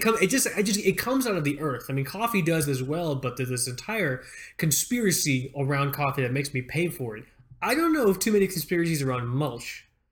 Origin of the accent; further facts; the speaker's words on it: Fort Lauderdale, Florida, United States; moved away; I grew up in Fort Lauderdale, South Florida